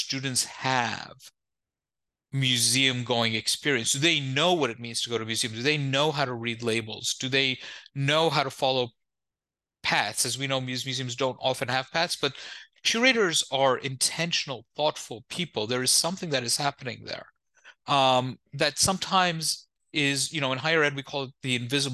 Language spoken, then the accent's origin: English; New York, United States; I'm the child of immigrants, born and raised in New York